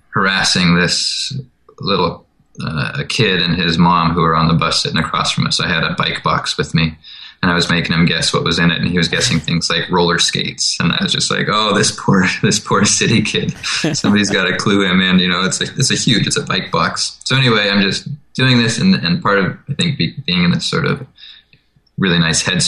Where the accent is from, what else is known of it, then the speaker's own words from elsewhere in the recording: McGrath, Alaska, United States; I grew up in McGrath, which is in the interior, northwest of Anchorage, a couple hundred miles